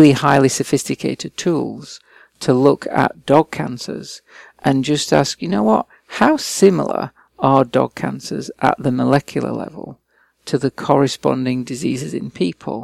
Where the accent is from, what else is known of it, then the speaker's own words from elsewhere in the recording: England, United Kingdom; moved away as an adult; also born or lived in Liverpool / Australia; I was born and raised and educated in England